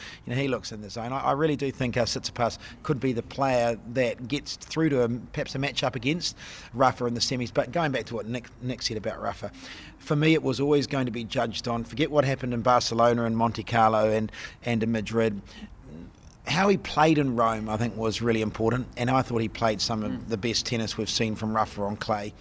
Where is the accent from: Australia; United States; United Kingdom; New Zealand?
New Zealand; Auckland; Auckland, my hometown